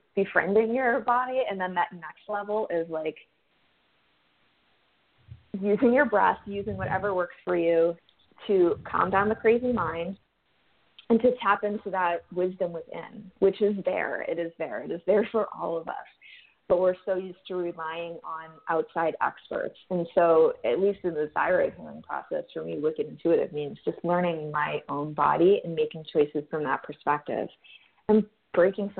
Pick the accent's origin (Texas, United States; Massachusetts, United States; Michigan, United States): Massachusetts, United States; Boston; moved away as an adult; now in San Diego, United States; I'm from Boston, and everyone says wicked there.